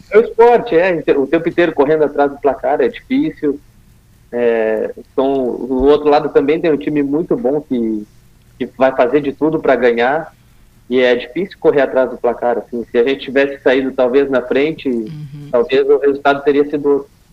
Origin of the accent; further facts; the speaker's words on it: Rio Grande do Sul, Brazil; eu sou do Rio Grande do Sul